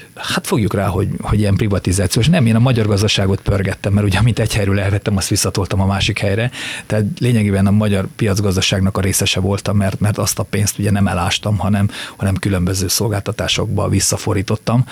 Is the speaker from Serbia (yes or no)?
no; near Csíksomlyó, Transylvania, Harghita County, Romania; now in Hungary; én Csikszonyú mellett születtem, és gyerekként már jártam úgy oda